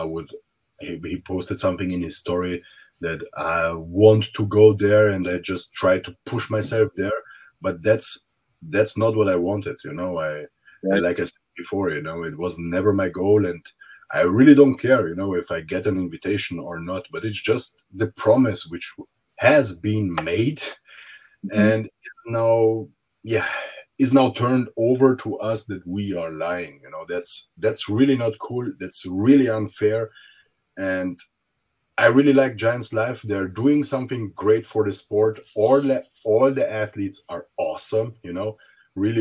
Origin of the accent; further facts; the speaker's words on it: Romania; now in Austria; I was born in Romania